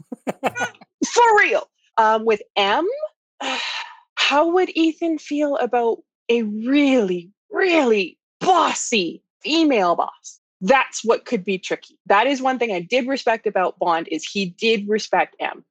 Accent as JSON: {"language": "English", "country": "Canada", "said": "I'm Canadian"}